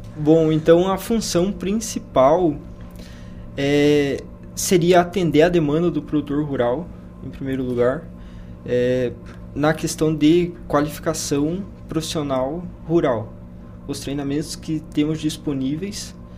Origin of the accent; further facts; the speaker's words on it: Paraná, Brazil; now in Lucas do Rio Verde, Brazil; eu sou do Paraná. Paraná.